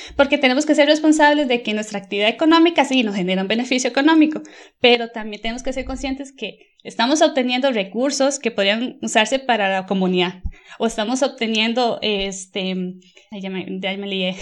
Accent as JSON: {"language": "Spanish", "country": "Costa Rica", "moved": "yes", "lives_now": "Germany", "said": "actualmente vivo en Alemania, pero soy de Costa Rica"}